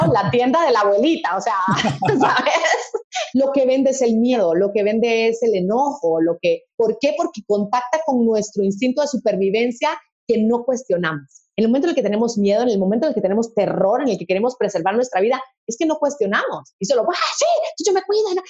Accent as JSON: {"language": "Spanish", "country": "Guatemala", "tie": "born or raised there", "said": "a las guatemaltecas nos dicen chapines"}